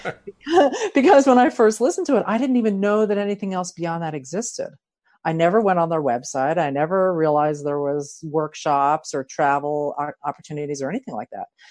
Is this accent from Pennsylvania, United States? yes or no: yes; Philadelphia, Pennsylvania, United States; also born or lived in San Diego County; now in San Diego, United States; I'm originally from Philadelphia